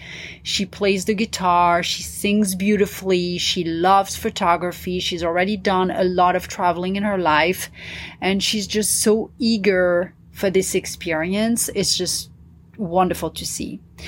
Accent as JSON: {"language": "English", "town": "Paris", "region": "Île-de-France", "country": "France", "tie": "born or raised there", "also_born_or_lived": "New York / Dubai / London / India", "said": "growing up in Paris, you know, living in Dubai, of course, living in London was kind of, you know, half and half. But living in India as well"}